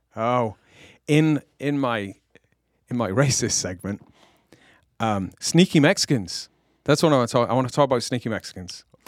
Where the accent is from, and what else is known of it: England, United Kingdom